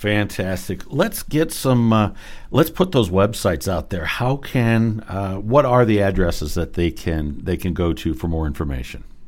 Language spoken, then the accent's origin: English; Medina, Ohio, United States; I grew up in Medina.